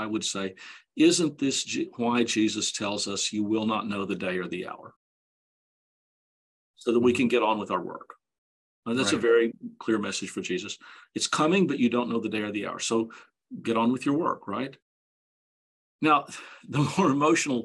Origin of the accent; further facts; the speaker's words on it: Dallas, Texas, United States; I grew up in Dallas